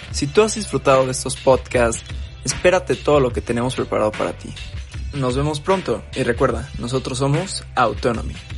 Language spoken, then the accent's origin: Spanish; Mérida, Yucatán, Mexico; moved away; Yo estoy ahorita en mi pueblo también porque mi familia vive en Mérida, entonces estoy en Mérida con mi papá y mi hermanita